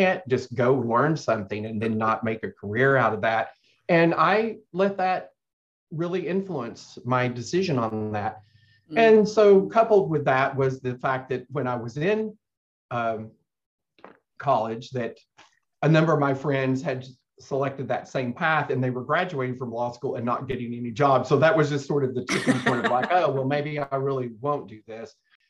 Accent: Arkansas, United States; now in Texas, United States; When I first moved to Texas and would say I was from Arkansas, the most common response was, oh, I'm sorry.

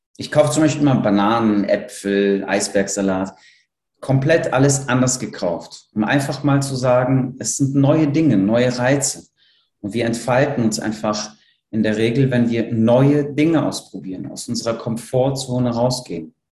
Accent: Poland; now in Cologne, Germany; Ich bin in Polen aufgewachsen

